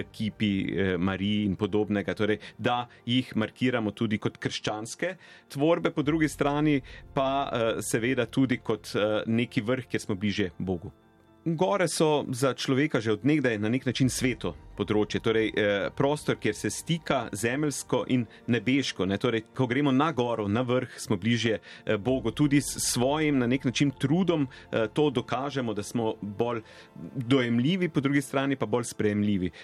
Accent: Slovenia; smo Slovenci

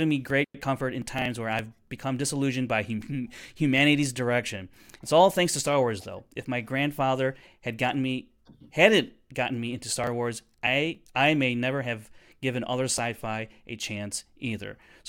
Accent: England, United Kingdom; I'm 31 and from England.

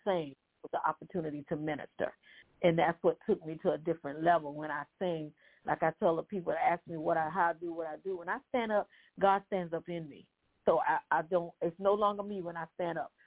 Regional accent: Santee, South Carolina, United States; now in Orangeburg, United States; I'm from Orangeburg, South Carolina, originally from Santee, South Carolina

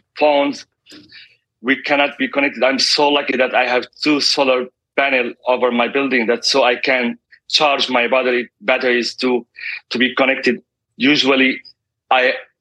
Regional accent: Gaza City, Gaza Strip, Palestine; also born or lived in Beit Daras; I'm also from Gaza City, so I'm here as a displaced family. I'm a refugee. Originally from a town, it's called Beit Daras.

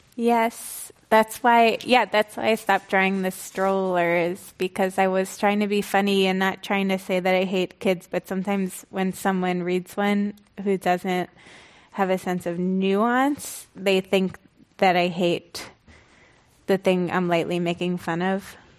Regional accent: United States; I grew up kind of outside, like, in, in the vicinity of New York, but really in an exur, exurban area

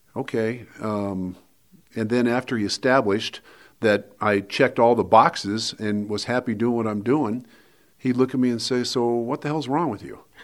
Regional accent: Wheat Ridge, Colorado, United States; living in the same house that I grew up in in Wheat Ridge

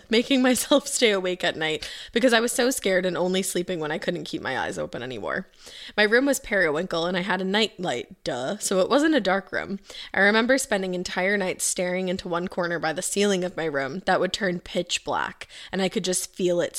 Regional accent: Rochester, New York, United States; I grew up in Rochester, New York, and this story is on the first house my parents bought together.

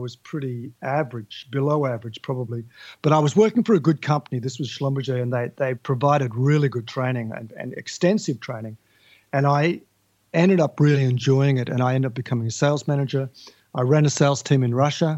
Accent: Tasmania, Australia; now in Melbourne, Australia; I grew up in Tasmania, which is an island to the south of Australia, and I'm talking to your listeners now from Melbourne in Australia

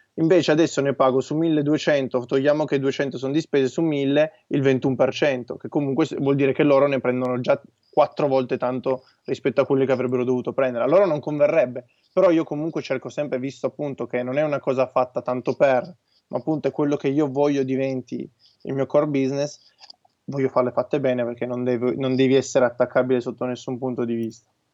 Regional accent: Turin, Piedmont, Italy; noi siamo di Torino

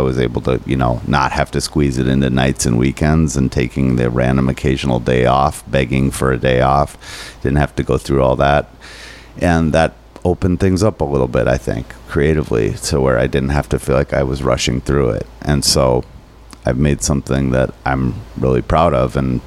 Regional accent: Minnesota, United States; I'm too Minnesotan

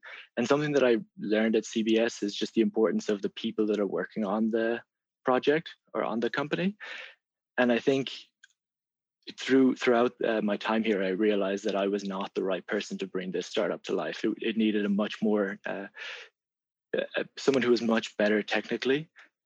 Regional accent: Ireland; moved away as an adult; I grew up in Ireland

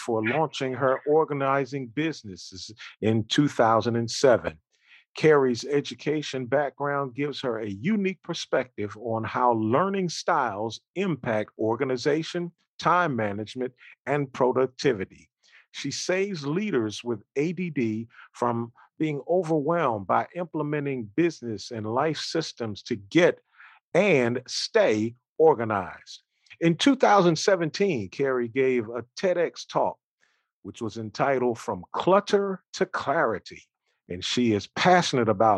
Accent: Philadelphia, Pennsylvania, United States; I'm from Philadelphia

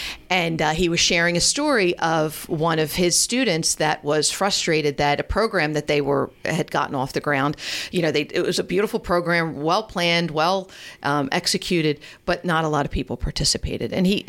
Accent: Media, Pennsylvania, United States; moved away as an adult; also born or lived in Lansdowne, Pennsylvania; now in Mantua, Gloucester County, New Jersey, United States; And I'm from Delaware County. I'm from Media. I was born in Lansdowne, grew up in Media. Delco.

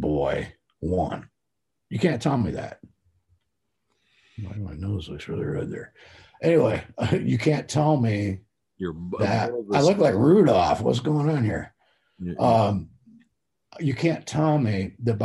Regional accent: United States; as an American

